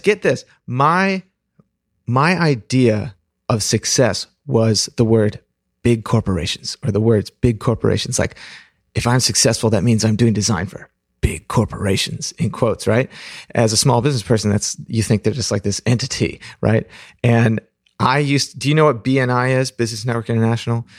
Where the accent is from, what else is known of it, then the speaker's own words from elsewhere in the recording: Pacific Northwest, United States; also born or lived in Fremont, California; I was born in Fremont, but when I was three, we moved up to the Pacific Northwest